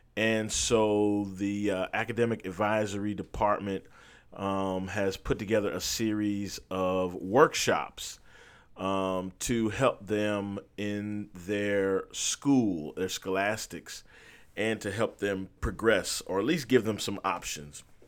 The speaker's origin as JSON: {"language": "English", "town": "Berrien Springs", "region": "Michigan", "country": "United States", "tie": "born or raised there", "also_born_or_lived": "Huntsville, Alabama", "moved": "yes", "said": "I went to a school called Andrews University, which was located in my hometown."}